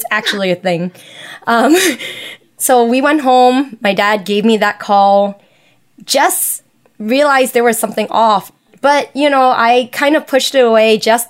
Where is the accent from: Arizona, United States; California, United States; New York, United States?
New York, United States; New York City; because I am a Chinese American, I was born and raised here in New York City. My parents don't speak English